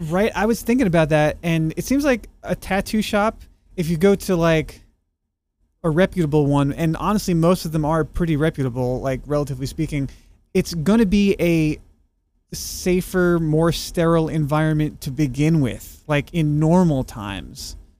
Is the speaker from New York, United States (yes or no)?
yes; New York, United States; moved away; also born or lived in Texas; after moving back to New York, uh, from being a Texan for ten years